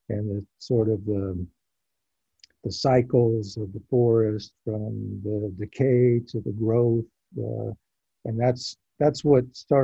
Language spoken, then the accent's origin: English; Southern California, United States; I grew up in Southern California